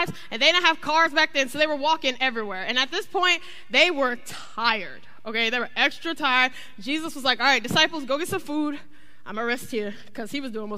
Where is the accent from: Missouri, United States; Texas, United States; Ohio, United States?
Ohio, United States; now in Florida, United States; I'm from Ohio